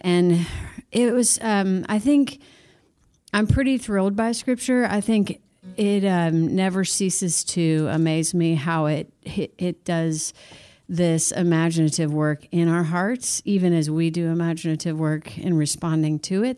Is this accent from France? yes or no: no; Missouri, United States; now in Nashville, United States; I grew up in Missouri, moved to Nashville